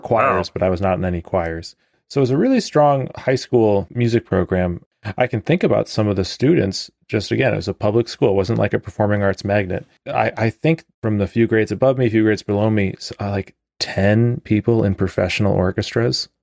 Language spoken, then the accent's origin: English; Glencoe, Illinois, United States; moved away as an adult; also born or lived in Evanston, Illinois / Finland; I was born in Evanston and lived there, you know, with my parents until I was about seven, I think, then moved to a town called Glencoe, at the north part of Cook County, and then till I was eighteen